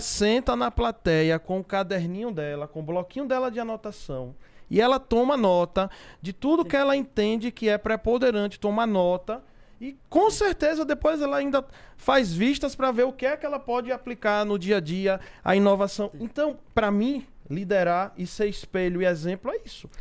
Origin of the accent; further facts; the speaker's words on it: Sergipe, Brazil; lá no meu estado de Sergipe